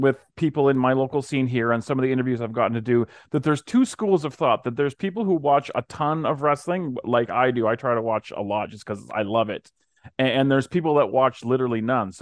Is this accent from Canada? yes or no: yes; Canada; me being Canadian